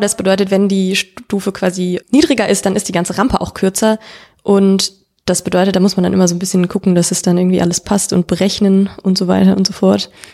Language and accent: German; Cologne, North Rhine-Westphalia, Germany; ich bin keine geborene, aber gebürtige Kölnerin